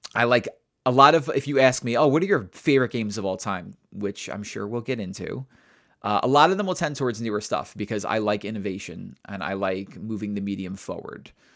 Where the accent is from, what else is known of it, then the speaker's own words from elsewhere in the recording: New York, United States; I'm a New Yorker.